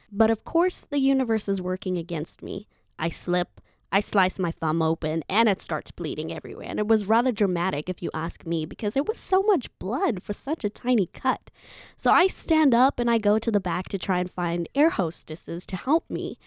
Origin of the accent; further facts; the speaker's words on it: Zimbabwe; moved away as an adult; my home country, Zimbabwe